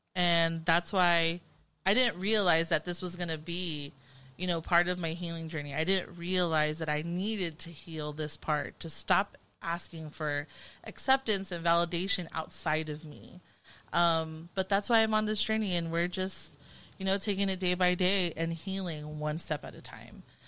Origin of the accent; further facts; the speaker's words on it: Carson, California, United States; growing up in Carson, California